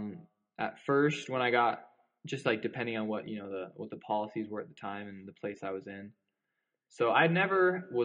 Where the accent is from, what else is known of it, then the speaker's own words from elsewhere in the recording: Chandler, Arizona, United States; moved away as an adult; now in Provo, United States; I'm from Chandler, Arizona